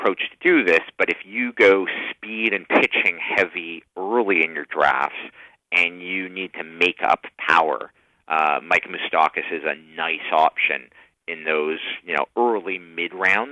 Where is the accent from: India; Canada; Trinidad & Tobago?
Canada; I'm also Canadian.